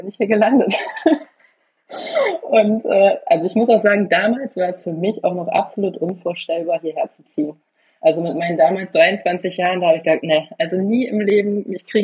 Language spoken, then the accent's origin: German; Germany; ich komme ja aus der Nähe von Bremen und ähm, ja, Bremer Speckgürtel quasi. Und für mich war das schon Dorf, obwohl wir oder unser Dorf 15.000 Einwohner hatte.